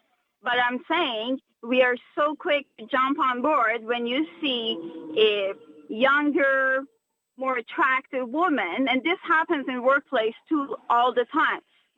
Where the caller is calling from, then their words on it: Ottawa, Ontario, Canada; I'm actually driving from Ottawa to Cornwall, and I've been listening to you.